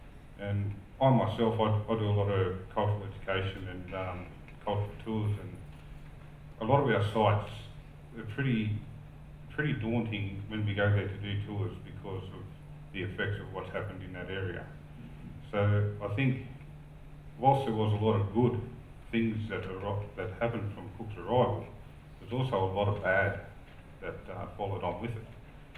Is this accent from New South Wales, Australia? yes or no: yes; Ulladulla, New South Wales, Australia; I'm from Ulladulla, Marmarine country. I'm a traditional Marmarine man. All my ancestors, my family background, come from the Marmarine area.